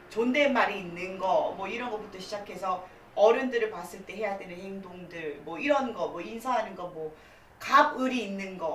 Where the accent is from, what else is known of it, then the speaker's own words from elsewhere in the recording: South Korea; 당당하게 저는 한국인이고 음. 주민등록증도 나왔고 주민번호가 있습니다.